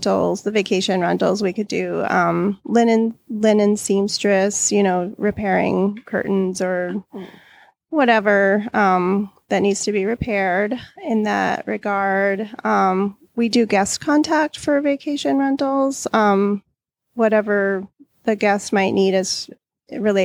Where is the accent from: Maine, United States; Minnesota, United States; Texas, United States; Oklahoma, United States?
Maine, United States; moved away as an adult; now in Juneau, United States; We're from Maine.